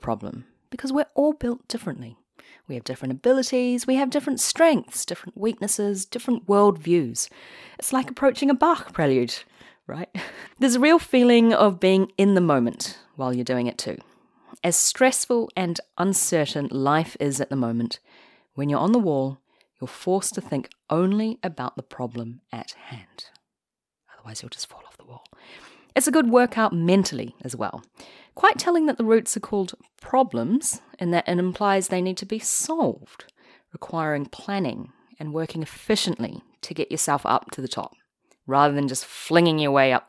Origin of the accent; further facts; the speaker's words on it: New Zealand; I am Chinese, but I grew up in New Zealand